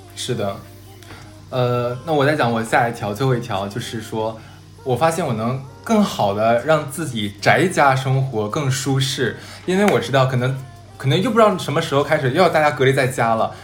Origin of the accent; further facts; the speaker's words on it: Harbin, Heilongjiang, China; moved away; 我是哈尔滨人